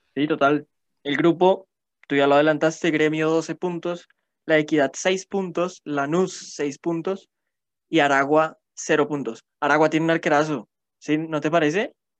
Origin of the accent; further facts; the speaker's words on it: Colombia; also born or lived in Bogotá; tenemos como ciudadanos y como colombianos